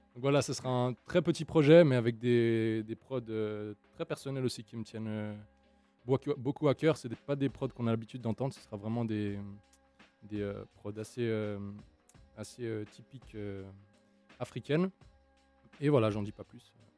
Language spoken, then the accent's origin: French; Dakar, Senegal; now in Switzerland; je suis né à Dakar, DKR. Et après, je me suis, euh, revenu euh, en Suisse